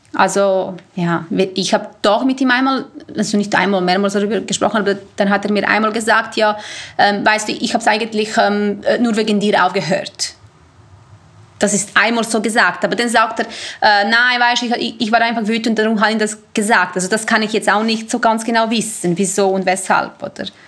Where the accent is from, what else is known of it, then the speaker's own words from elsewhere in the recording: Serbia; also born or lived in Basel-Landschaft, Switzerland; now in Switzerland; Ich komme ursprünglich aus Serbien